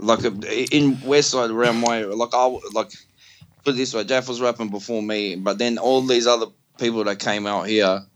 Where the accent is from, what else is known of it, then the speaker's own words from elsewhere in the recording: Melbourne, Victoria, Australia; accent: wog; I'm from the Western suburbs